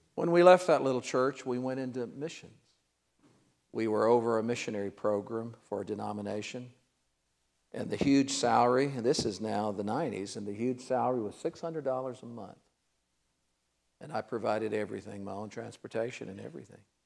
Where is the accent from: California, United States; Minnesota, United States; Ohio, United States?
Ohio, United States; Cincinnati; I'm from Cincinnati.